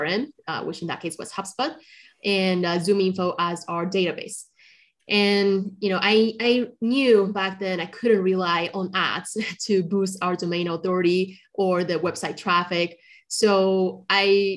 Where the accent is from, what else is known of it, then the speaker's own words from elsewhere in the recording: Colombia; moved away; also born or lived in China; I'm originally from China, but I grew up in Colombia